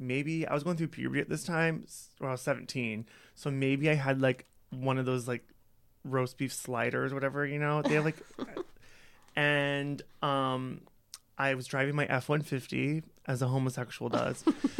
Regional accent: Holstein, Iowa, United States; now in Chicago, United States; I grew up in a little town in Iowa called Holstein.

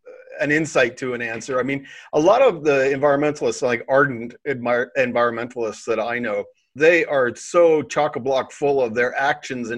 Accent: Canada; I'm a Canadian

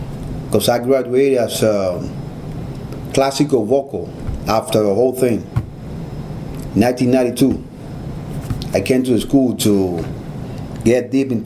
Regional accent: Havana, Cuba; English is a second language; moved away; I was one of the two singer in Havana, better said in Cuba

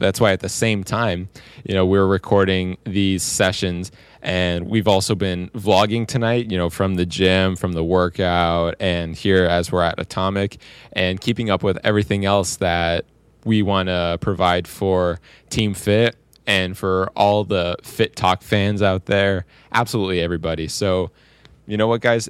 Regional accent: Windsor, Ontario, Canada; I came all the way down from my hometown of Windsor, Ontario

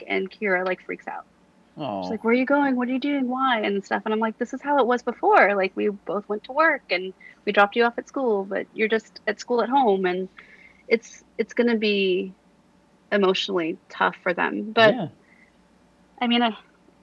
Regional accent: Central Valley, California, United States; now in Los Angeles, United States; I grew up in the Central Valley, so it's very similar

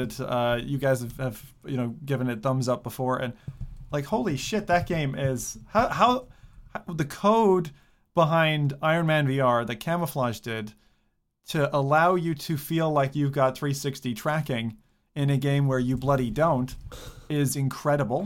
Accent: United States; also born or lived in Alaska

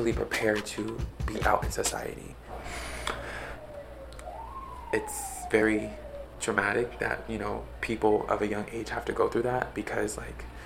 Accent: Arizona, United States; moved away as an adult; now in Los Angeles, United States; I am from Arizona

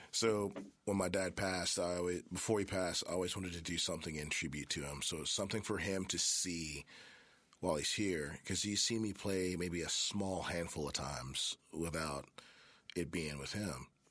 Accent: Memphis, Tennessee, United States; also born or lived in Germantown, Tennessee; born and raised in Memphis. I was born in Baptist Hospital

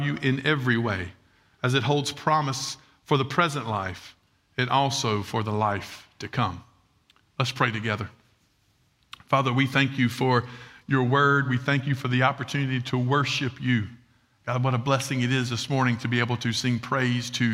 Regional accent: Red Bank, South Carolina, United States; I'm from Red Bank, South Carolina

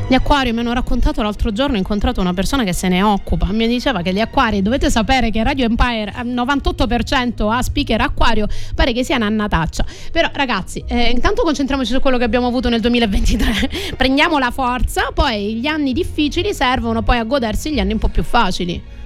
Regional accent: Crotone, Calabria, Italy; now in Sicily, Italy; sono tornata nella mia terra Calabra o come qualche familiare acquisito siciliano mi dice nel continente e sono tornata nella mia città Crotone

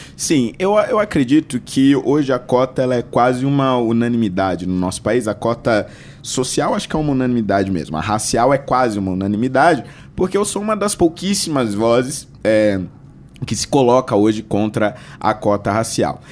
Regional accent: Carapicuíba, São Paulo, Brazil; eu nasci em São Paulo, na Zona Norte, né, na região da Brasilândia, mais especificamente no Jardim Vista Alegre, né? E fui criado, na verdade, a maior parte da minha infância, adolescência, numa cidade vizinha chamada Carapicuíba.

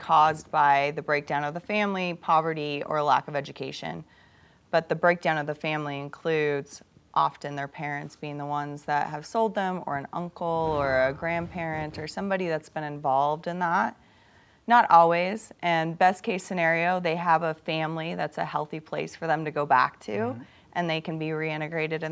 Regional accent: Midwest, United States; also born or lived in Africa; I grew up in the Midwest on a farm

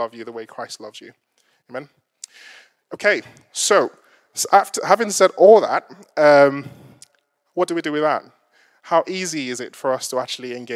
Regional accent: Lagos, Nigeria; I'm Nigerian descent, if you haven't kind of picked that up. and there was, typically when you go to some of the markets in Lagos, where I'm from

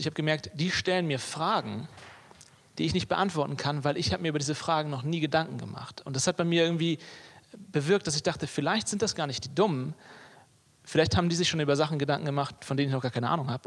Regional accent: Hamburg, Germany; moved away as an adult; now in Leipzig, Germany; ich bin Hamburger in meinem Herzen. Ne? Also ich, ich komme ich komm von hier, ich bin hier geboren, aufgewachsen

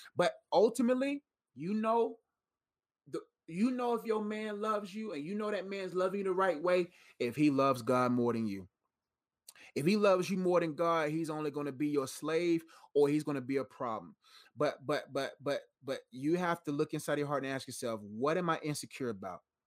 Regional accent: Nigeria; I'm Nigerian, so I got Nigerian traits.

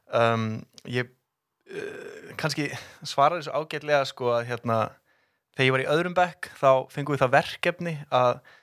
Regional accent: Garðabær, Capital Region, Iceland; ólst upp í Garðabænum

